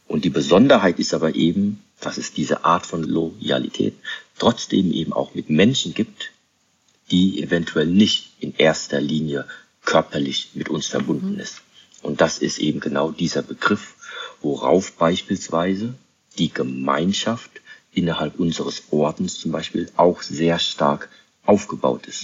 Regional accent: Germany; ich bin in Deutschland aufgewachsen

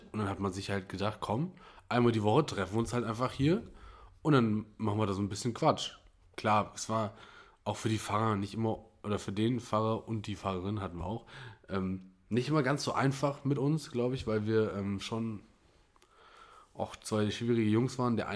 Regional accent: Petersberg, Germany; die jetzt wissen, wo ich herkomme, von Petersberg.

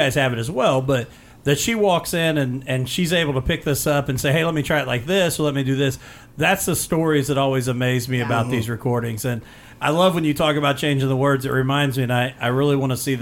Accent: Mitchell, Indiana, United States; I grew up in Mitchell, Indiana, just south of Bedford

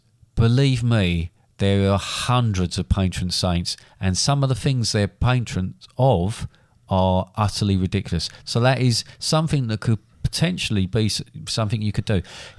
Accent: London, United Kingdom; I'm a Londoner.

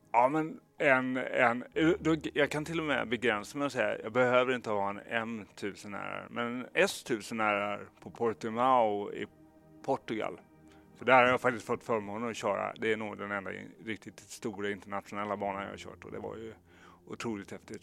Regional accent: Kalmar, Kalmar County, Sweden; så växte jag upp i Kalmar

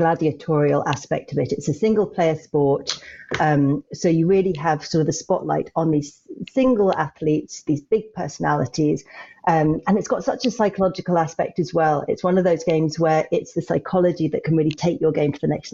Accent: London, United Kingdom; I was brought up in Barnes

